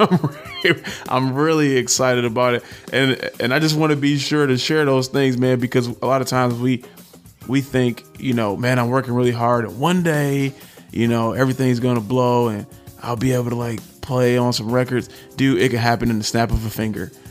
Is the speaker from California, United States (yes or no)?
no; Detroit, Michigan, United States; I'm from Detroit